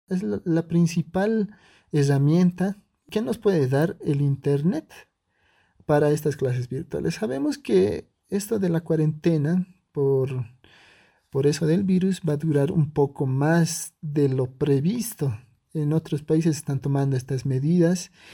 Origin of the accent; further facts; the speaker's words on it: Bolivia; yo soy de Bolivia